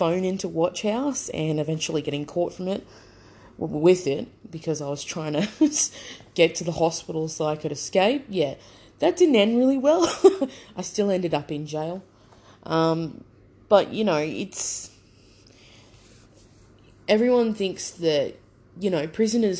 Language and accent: English; Brisbane, Queensland, Australia; I grew up on the south side of Brisbane